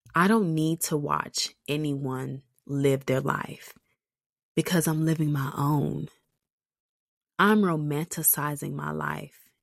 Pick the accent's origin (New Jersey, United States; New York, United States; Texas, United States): Texas, United States; accent: thick Texas; my Texas accent